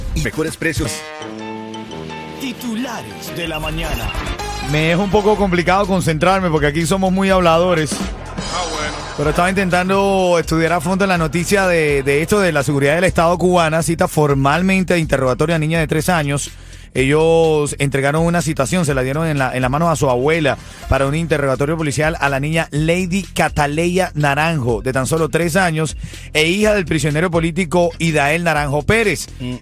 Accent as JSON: {"language": "Spanish", "country": "Venezuela", "said": "como venezolano"}